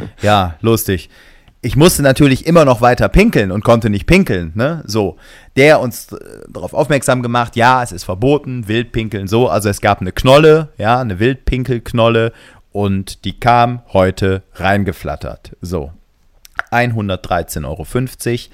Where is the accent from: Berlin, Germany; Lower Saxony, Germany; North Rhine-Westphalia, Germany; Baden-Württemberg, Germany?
North Rhine-Westphalia, Germany; Gummersbach; In meiner Heimatstadt in Gummersbach